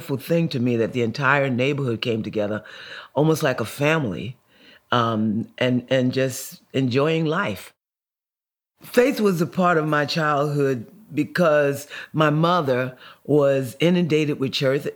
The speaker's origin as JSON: {"language": "English", "town": "Newark", "region": "New Jersey", "country": "United States", "tie": "born or raised there", "said": "I grew up in Newark, New Jersey, and we were poor, quite poor"}